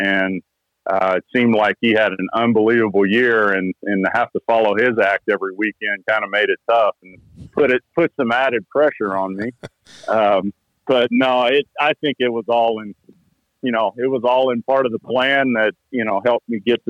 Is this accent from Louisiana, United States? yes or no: yes; Louisiana, United States; And I grew up hunting in South Louisiana.